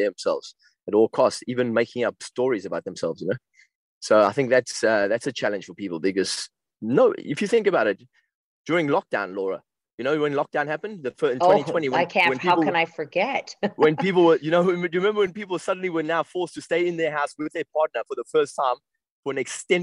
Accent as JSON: {"language": "English", "country": "South Africa", "tie": "born or raised there", "also_born_or_lived": "West London", "moved": "yes", "lives_now": "London, United Kingdom", "said": "one of my best friends that I grew up with in South Africa"}